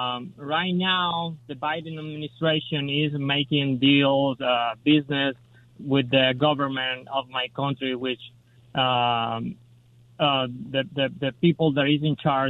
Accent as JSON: {"language": "English", "country": "Venezuela", "moved": "yes", "lives_now": "Los Angeles, United States", "said": "I'm from Venezuela."}